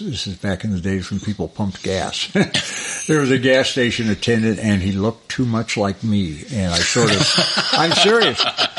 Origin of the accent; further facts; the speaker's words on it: Cleveland, Ohio, United States; moved away as an adult; also born or lived in Los Angeles / Kansas City; I was raised in just outside of Cleveland.